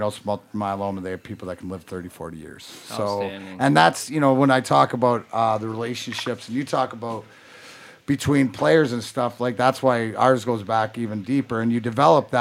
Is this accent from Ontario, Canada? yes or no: yes; Windsor, Ontario, Canada; also born or lived in Burnaby; I actually grew up right across the border from Detroit, over just outside Windsor